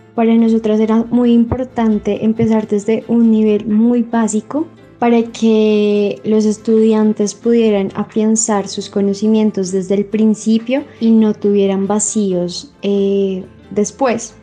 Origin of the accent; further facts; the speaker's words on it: Bogotá, Colombia; soy de Bogotá, tengo 22 años